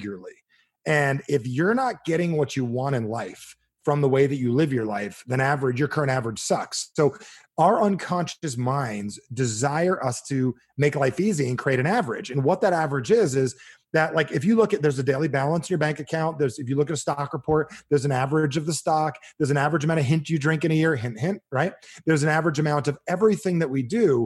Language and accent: English; New Jersey, United States; moved away; I'm from Jersey